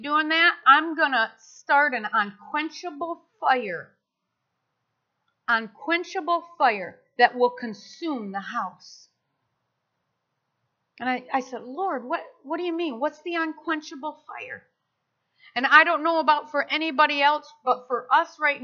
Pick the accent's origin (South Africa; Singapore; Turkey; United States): United States; I'm American. And I'm proud to be an American